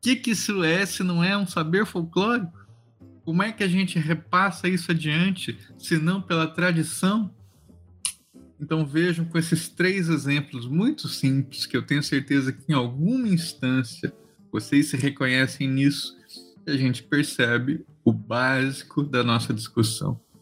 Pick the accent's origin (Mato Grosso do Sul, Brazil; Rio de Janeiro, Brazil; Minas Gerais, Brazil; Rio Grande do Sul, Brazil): Mato Grosso do Sul, Brazil; Eu sou sul-mato-grossense, né? Sou lá do centro-oeste